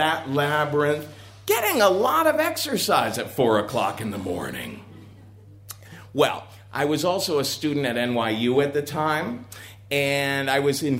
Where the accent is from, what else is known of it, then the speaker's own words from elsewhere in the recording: Cincinnati, Ohio, United States; moved away as an adult; I was raised in Cincinnati, Ohio